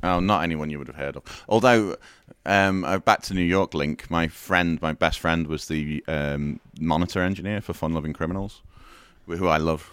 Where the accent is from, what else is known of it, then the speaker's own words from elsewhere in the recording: Liverpool, North West England, United Kingdom; I'm from Liverpool